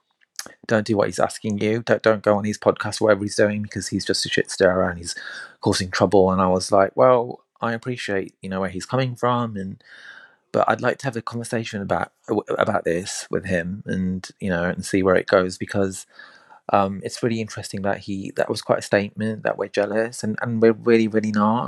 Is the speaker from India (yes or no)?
yes; India; I'm Indian, right?